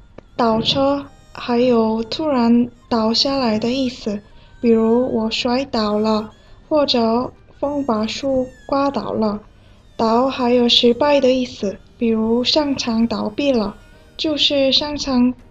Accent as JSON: {"language": "Chinese", "country": "South Korea", "second_language": "Chinese", "moved": "yes", "lives_now": "Beijing, China"}